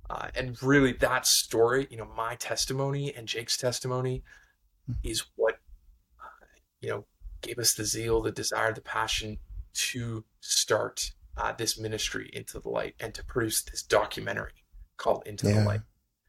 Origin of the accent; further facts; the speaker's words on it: Ontario, Canada; I grew up in an amazing Christian home in Northern Ontario. So I'm a Canadian, which you might be able to hear